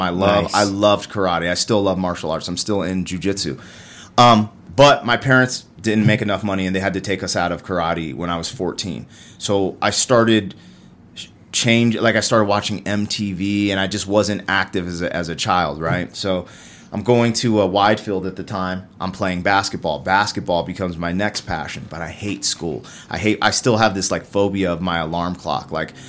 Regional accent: Colorado, United States; also born or lived in Germany / Florida / Albuquerque; But I was born in Germany, and then we came back to the States. My brother was born in Arizona. We lived in Florida. We lived in Albuquerque. Then we went back to Germany. But Colorado was the first place I called home.

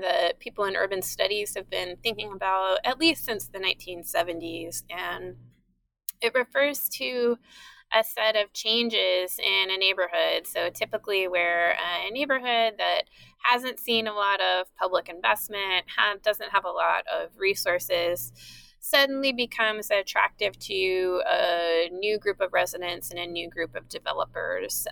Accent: East Bay, Northern California, United States; moved away as an adult; also born or lived in San Diego / East Coast; now in Philadelphia, United States; I grew up in Northern California

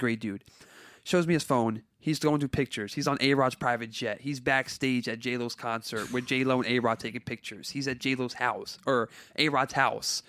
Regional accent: Carteret, New Jersey, United States; I grew up in Carteret, New Jersey

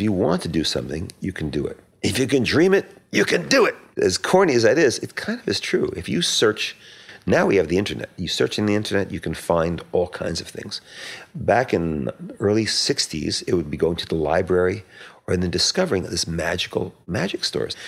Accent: Metuchen, New Jersey, United States; it was in Metuchen, New Jersey, where I, I was born. I grew up there

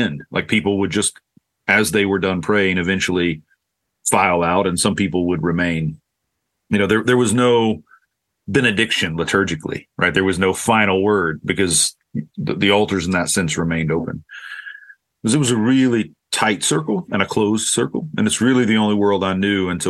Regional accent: Oklahoma, United States; now in Lakeland, United States

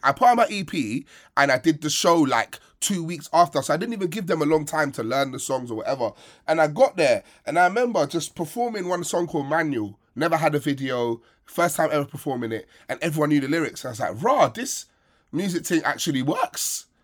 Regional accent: Sierra Leone; We have less money, smaller country, more time on our hands, so we cook more than you guys

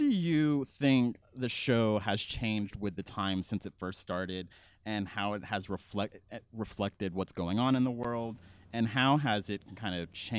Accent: San Antonio, Texas, United States; moved away as an adult; also born or lived in Austin, Texas; now in California, United States; we're both from Texas, actually. Yeah. San Antonio. But then I lived in Austin before moving to California.

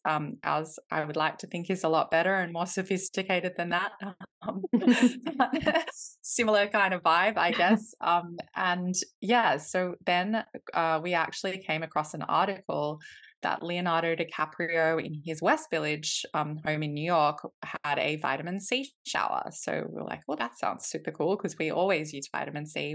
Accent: Australia; moved away as an adult; now in London, United Kingdom; I am originally from Australia. I grew up in Australia, but my mum is from Iceland

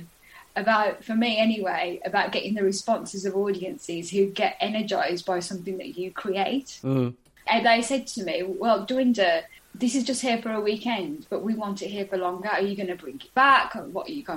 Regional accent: United Kingdom; grow up within in that environment of being British and having a dual heritage

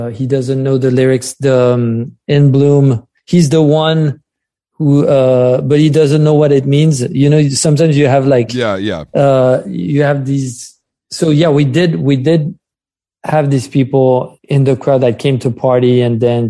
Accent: France; accent: French; English is a second language; now in New York City, United States; my French accent

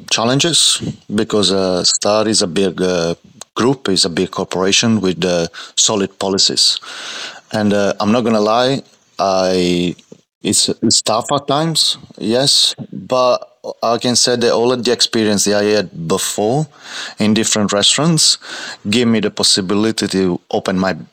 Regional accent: Martina Franca, Apulia, Italy; moved away as an adult; now in Australia; in, and raised in Martina Franca, which is a small city in uh, Puglia.

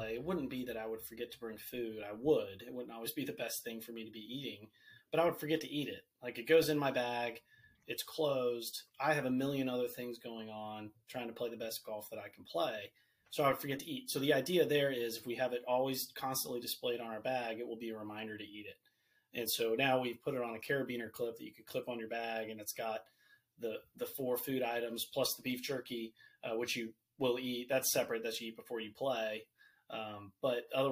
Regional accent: Virginia, United States; I'm from Virginia.

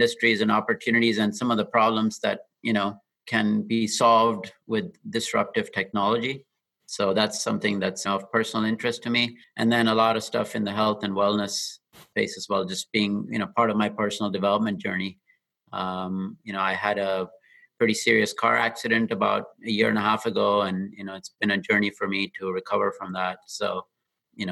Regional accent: Dubai, United Arab Emirates; moved away as an adult; also born or lived in Austin, Texas; now in Bay Area, United States; I grew up in Dubai and came to UT Austin for my engineering degree in the mid-90s

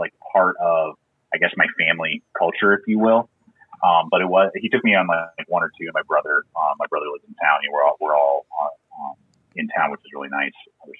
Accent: San Diego, California, United States; now in Colorado, United States; I was not. I'm actually a transplant from California. That's where I was born, is in San Diego. And then in 1994, my dad got a job. His company was transferring him.

